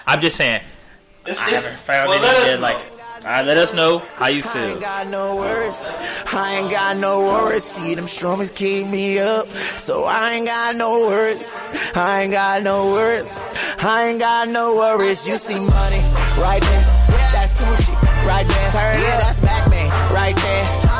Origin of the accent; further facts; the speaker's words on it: the South, United States; I'm from the country.